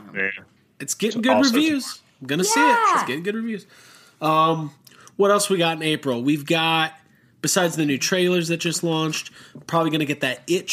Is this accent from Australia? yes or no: no; Netherlands; I'm from Holland. Isn't that weird?